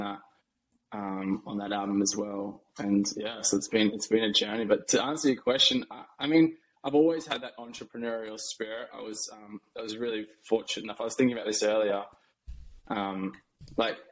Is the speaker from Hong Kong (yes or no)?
no; Australia; moved away as an adult; also born or lived in New York; now in United States; where I grew up in Australia is a massive cafe culture.